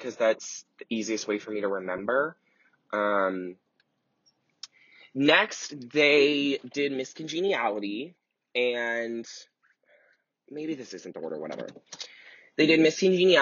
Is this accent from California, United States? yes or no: no; Cleveland, Ohio, United States; moved away; I grew up in Cleveland, Ohio